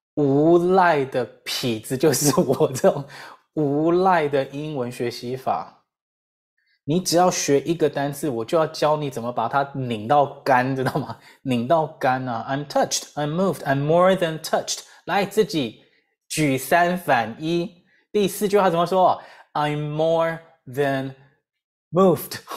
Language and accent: Chinese; Taiwan; 我自己就是台湾社会的一份子嘛